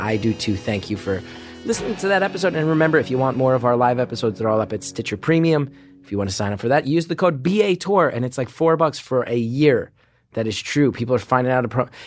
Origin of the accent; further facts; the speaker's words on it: New York City, New York, United States; my hometown, New York City